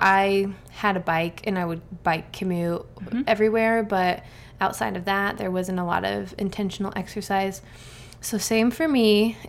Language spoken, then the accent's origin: English; Arizona, United States; I grew up in Arizona.